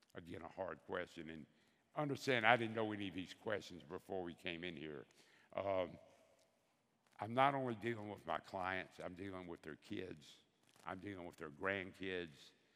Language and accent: English; Bessemer, Alabama, United States; I'm from Bessemer, Alabama.